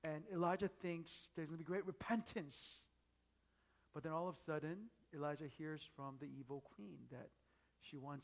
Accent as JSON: {"language": "English", "region": "Northern Virginia", "country": "United States", "tie": "born or raised there", "moved": "yes", "said": "I grew up in Northern Virginia"}